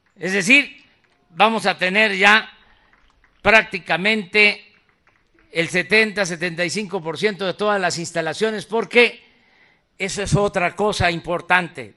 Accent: southeast Mexico, Mexico; hasta el sureste, hasta mi tierra

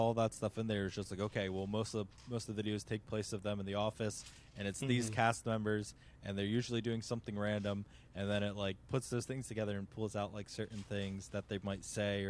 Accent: Boston, Massachusetts, United States; from Boston.

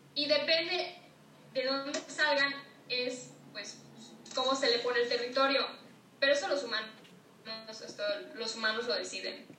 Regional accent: Yucatán, Mexico; soy de Yucatán, yo estoy muy al tanto de todas las, todos los mayas, sus creencias, porque me lo enseñaron desde chiquita.

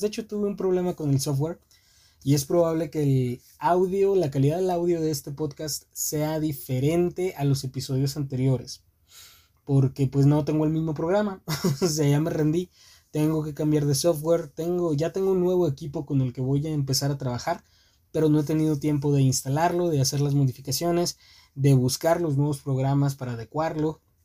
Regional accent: Mexico; somos nacidos en México

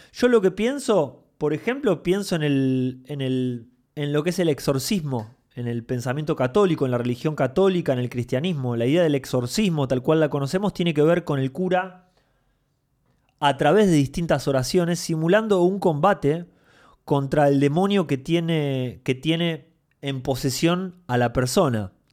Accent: Mar del Plata, Buenos Aires Province, Argentina; Yo cuando era chico vivía en Mar del Plata

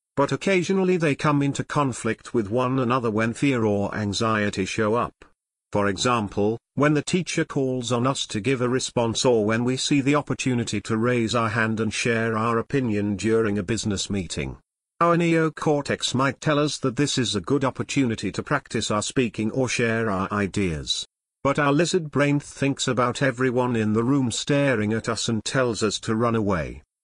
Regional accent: United States; moved away as an adult; now in China; From America.

